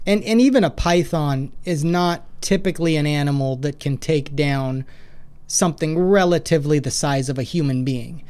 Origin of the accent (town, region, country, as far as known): Washington, United States; born or raised there; also born or lived in Idaho; now in Clarksville, United States